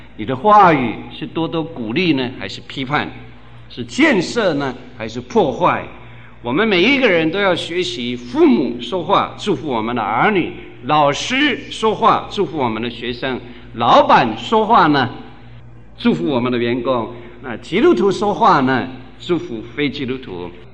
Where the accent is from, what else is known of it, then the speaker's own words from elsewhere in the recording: Guanmiao, Tainan, Taiwan; 我生在台南县关庙巷，那里凤梨非常有名